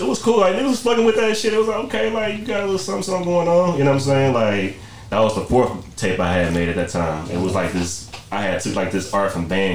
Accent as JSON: {"language": "English", "region": "Michigan", "country": "United States", "tie": "born or raised there", "also_born_or_lived": "Greenwood, Mississippi", "said": "I moved to Michigan when I was 9"}